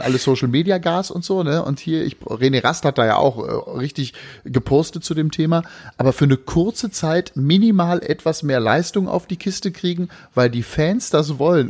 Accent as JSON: {"language": "German", "region": "Berlin", "country": "Germany", "tie": "born or raised there", "said": "meine Heimatstadt"}